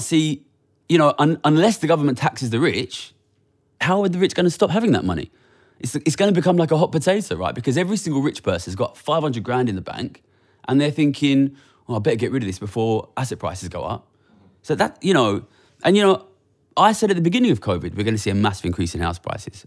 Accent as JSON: {"language": "English", "town": "Ilford", "region": "London", "country": "United Kingdom", "said": "I come from Ilford"}